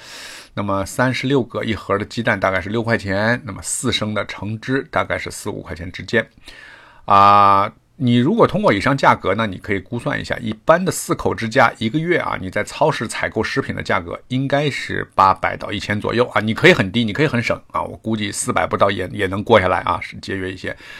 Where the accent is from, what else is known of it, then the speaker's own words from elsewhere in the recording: northern China, China; moved away as an adult; now in Toronto, Canada; 那我来加拿大很长时间呢，这个做馒头、包子，因为我是北方人。